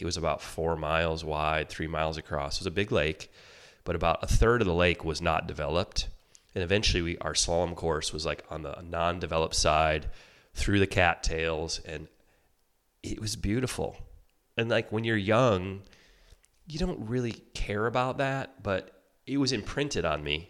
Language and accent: English; Detroit, Michigan, United States; I grew up in Michigan, uh, outside Detroit